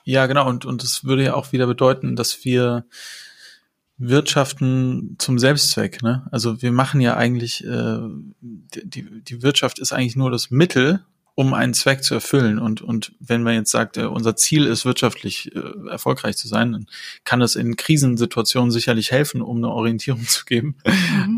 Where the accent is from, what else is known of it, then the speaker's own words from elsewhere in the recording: Germany; zu Hause hier so in Deutschland und Europa